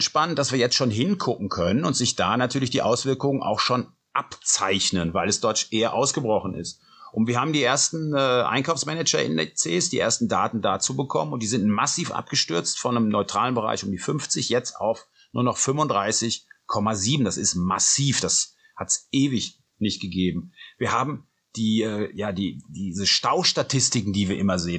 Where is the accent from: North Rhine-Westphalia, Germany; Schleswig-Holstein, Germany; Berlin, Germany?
North Rhine-Westphalia, Germany; Cologne; ich komme ja aus Köln, aus einer, ähm, ja, aus einer der Hochburgen des Karnevals